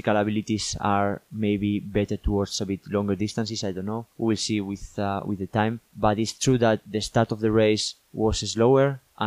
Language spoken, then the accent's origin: English; northern Spain, Spain; moved away as an adult; now in United Kingdom; I'm from Spain, but I'm from the north of Spain